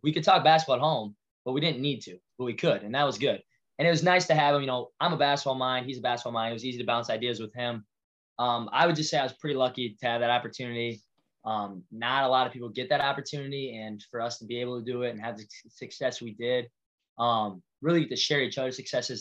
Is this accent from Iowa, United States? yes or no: yes; Walker, Iowa, United States; I grew up Walker, Iowa. Parents still live there. Uh, small town kid at heart